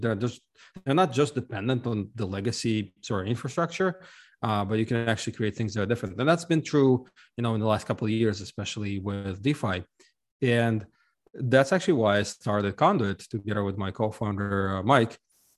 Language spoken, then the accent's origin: English; Ukraine; now in United States; I'm actually originally from Ukraine, but I left a long time ago, and I lived in a number of countries around the world, eventually settling in the US.